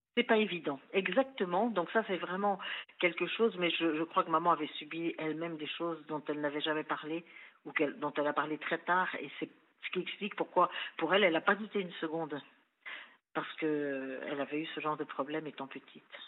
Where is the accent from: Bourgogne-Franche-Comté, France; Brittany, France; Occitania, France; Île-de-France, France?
Île-de-France, France; Versailles; also born or lived in Chambéry; je suis née à Chambéry, mais je suis arrivée à Versailles, j'avais six mois